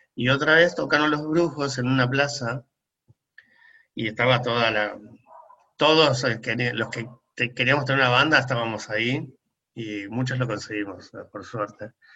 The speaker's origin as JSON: {"language": "Spanish", "town": "La Plata", "region": "Buenos Aires Province", "country": "Argentina", "moved": "as an adult", "lives_now": "Buenos Aires, Argentina", "said": "soy re platense"}